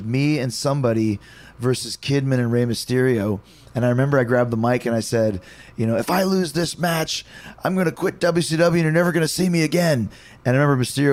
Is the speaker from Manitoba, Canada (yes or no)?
yes; Winnipeg, Manitoba, Canada; I grew up in Winnipeg